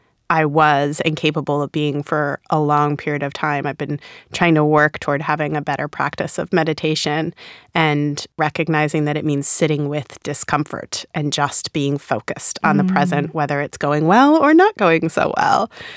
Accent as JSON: {"language": "English", "region": "Rhode Island", "country": "United States", "accent": "Rhode Island", "said": "I really like to think my Rhode Island accent is gone. And then sometimes it comes out."}